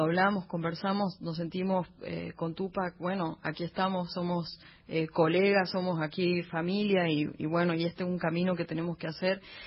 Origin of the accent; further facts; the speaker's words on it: Humahuaca, Jujuy, Argentina; mi pueblo